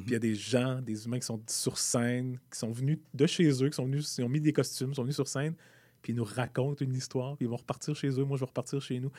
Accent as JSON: {"language": "French", "town": "Rosemère", "region": "Quebec", "country": "Canada", "tie": "born or raised there", "also_born_or_lived": "Montreal", "said": "je suis né à Montréal, mais mes parents ont déménagé très vite à Rosemère"}